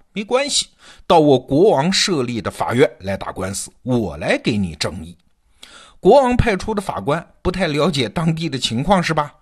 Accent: China; 我们中国人

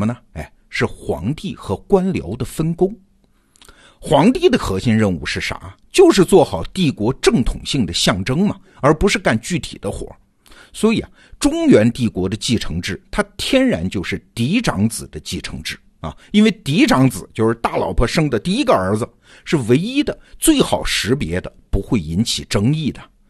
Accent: China; 我开始重新理解自己作为一个中国人的身份。

